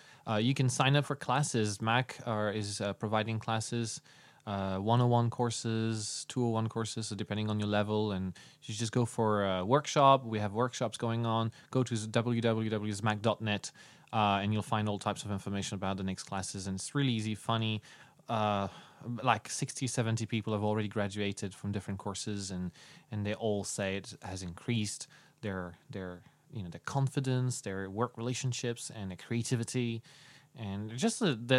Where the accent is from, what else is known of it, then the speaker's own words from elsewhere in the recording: Xinjiang, China; I say that I came from Xinjiang.